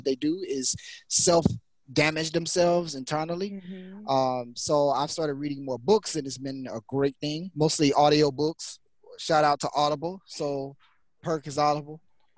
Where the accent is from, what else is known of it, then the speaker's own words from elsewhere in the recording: Louisiana, United States; now in Florida, United States; I'm from Louisiana